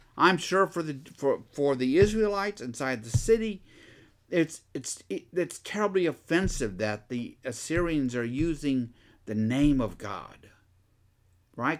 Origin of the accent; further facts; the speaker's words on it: Texas, United States; I'm a Texan